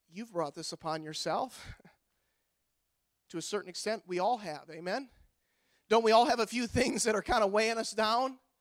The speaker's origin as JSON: {"language": "English", "country": "United States", "said": "as an American citizen"}